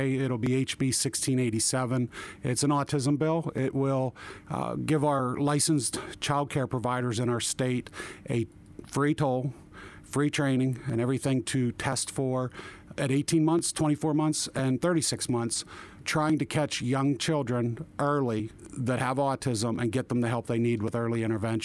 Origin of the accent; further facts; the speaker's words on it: Jefferson County, Pennsylvania, United States; I come from Jefferson County in northern Indiana County, the District 66 here in Pennsylvania